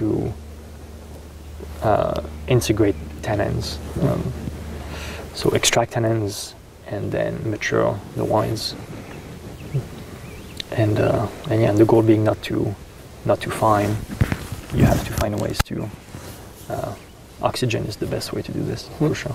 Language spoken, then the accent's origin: English; Rhône Valley, Auvergne-Rhône-Alpes, France; English is a second language; moved away as an adult; also born or lived in Burgundy, France; now in Oregon, United States; I grew up in the Rhone Valley. All my family is from the Loire Valley in France, but my parents moved into the Rhone Valley when I was 5 years old